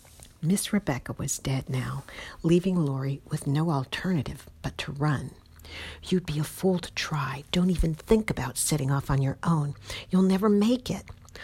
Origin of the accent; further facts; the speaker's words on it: Cincinnati, Ohio, United States; I was born in Cincinnati, Ohio.